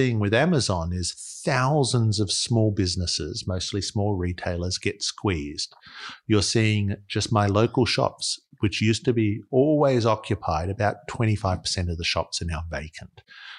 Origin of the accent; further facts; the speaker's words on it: Australia; That's actually a good way of thinking about it as an Australian.